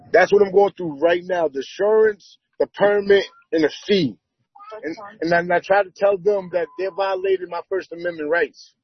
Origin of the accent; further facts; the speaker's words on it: Boston, Massachusetts, United States; moved away as an adult; now in North Adams, United States; I'm from Boston, I moved up here six years ago.